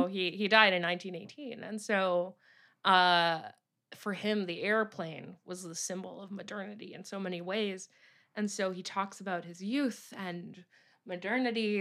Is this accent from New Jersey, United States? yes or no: yes; Teaneck, New Jersey, United States; I grew up in a suburbs, the suburbs in New Jersey, uh, and there was one lovely old bookstore that's still around, Briar Rose books in my hometown of Teaneck, New Jersey.